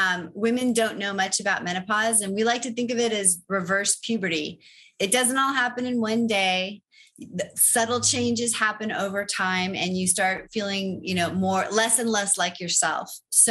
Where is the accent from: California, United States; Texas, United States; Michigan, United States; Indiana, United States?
California, United States; Los Angeles; I grew up in Los Angeles in California.